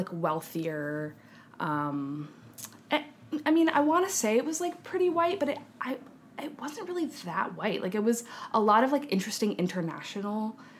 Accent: San Francisco, California, United States; moved away as an adult; also born or lived in Redwood City, California; now in New York City, United States; I'm from the San Francisco Bay Area. Moved around a little bit within those parameters, but I started living in San Francisco proper, right in the heart of the city. I was born there.

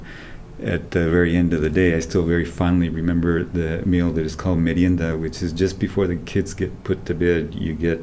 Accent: southern Mexico, Mexico; moved away; also born or lived in Puebla / Oaxaca; All over southern Mexico, so primarily in the states of Puebla and Oaxaca

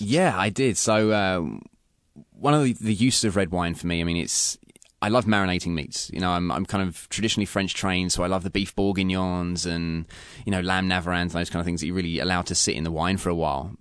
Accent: London, United Kingdom; now in Pacific Northwest, United States; I'm from England, from London.

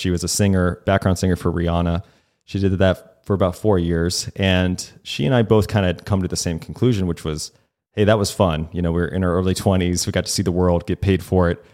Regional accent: the South, United States; moved away; I grew up in the South a little bit.

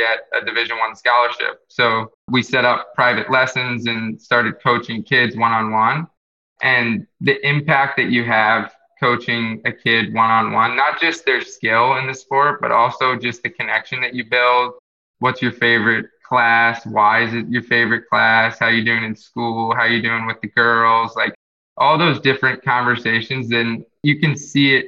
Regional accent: Jupiter, Florida, United States; also born or lived in Queens, New York / Tampa, Florida; Growing up in Florida, on the East Coast in Jupiter

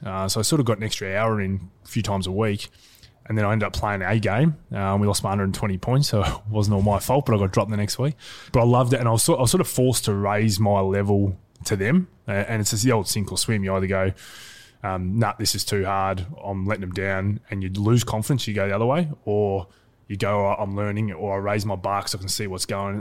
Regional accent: Geelong, Victoria, Australia; also born or lived in Wallington, Victoria; grew up in Geelong

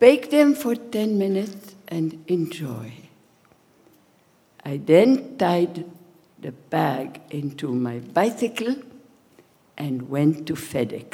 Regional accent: Marrakesh, Marrakesh-Safi, Morocco; now in Philadelphia, United States; was born in Marrakech, Morocco, in 1936. The 13th child of my family and the last one. My Saint Mother cooked and baked every day

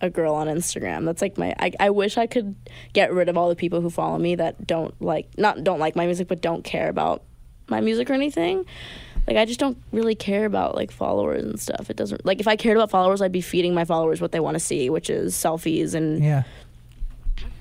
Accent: Long Island, New York, United States; I'm also playing in my hometown

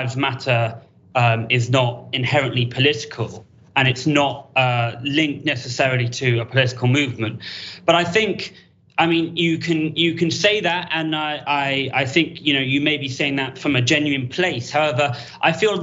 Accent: United Kingdom; I'm actually European, I'm from Britain

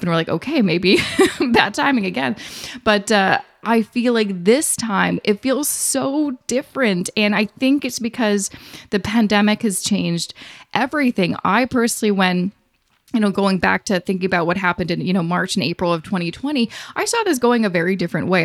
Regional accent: Vancouver, British Columbia, Canada; moved away as an adult; now in Toronto, Canada; we're originally from Vancouver

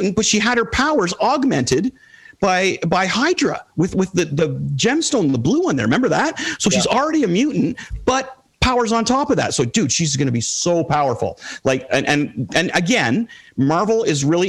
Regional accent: Toronto, Ontario, Canada; I'm a Canadian kid. I played on the rep team, you know, 3 games a week and 2 practices and all over Toronto

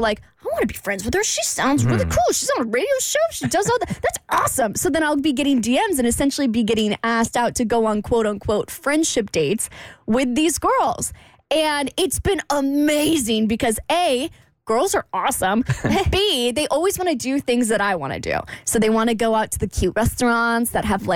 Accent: Jacksonville, Florida, United States; moved away as an adult; I come from Jacksonville. That's where I grew up.

